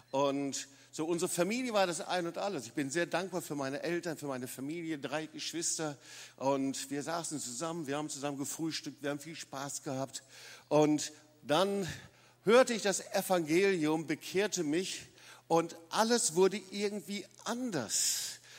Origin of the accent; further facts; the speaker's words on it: Lüdenscheid, North Rhine-Westphalia, Germany; moved away; ich komme nicht aus dem Schwabenländle. Da lebe ich seit 40 Jahren, aber ich bin in Nordrhein-Westfalen, in Lüdenscheid groß geworden.